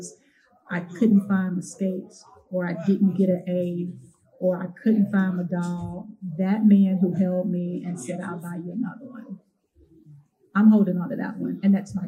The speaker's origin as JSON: {"language": "English", "town": "Chicago", "region": "Illinois", "country": "United States", "tie": "born or raised there", "moved": "yes", "lives_now": "Texas, United States", "said": "I was raised on Chicago South Side."}